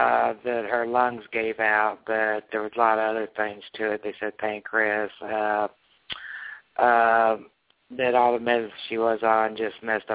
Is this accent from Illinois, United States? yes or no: yes; Springfield, Illinois, United States; Springfield, Illinois.